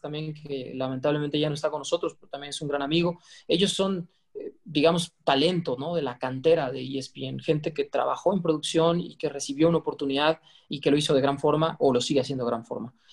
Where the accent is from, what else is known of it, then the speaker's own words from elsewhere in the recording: Cancún, Quintana Roo, Mexico; now in Mexico City, Mexico; en la península de Yucatán donde crecí, bueno, en Cancún